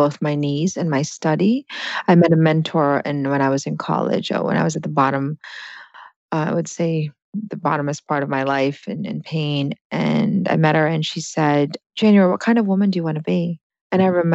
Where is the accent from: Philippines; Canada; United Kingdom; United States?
Philippines; English is a second language; moved away; I came from the Philippines, and that's a neurological wiring in that my language wasn't my first language.